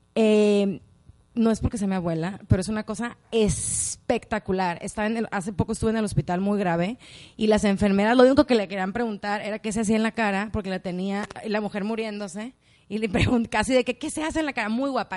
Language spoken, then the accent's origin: Spanish; Culiacán, Sinaloa, Mexico; también soy de Culiacán